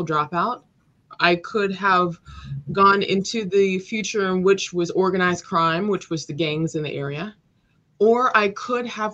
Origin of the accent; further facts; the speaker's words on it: Los Angeles, California, United States; I grew up in South Los Angeles, and it was very rough